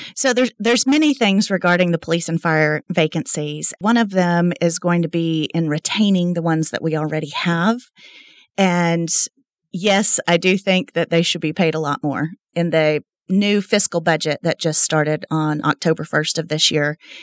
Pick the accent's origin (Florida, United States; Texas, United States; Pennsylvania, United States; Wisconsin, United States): Texas, United States; Lubbock; moved away as an adult; now in Midland, United States; I was born and raised in Lubbock, Texas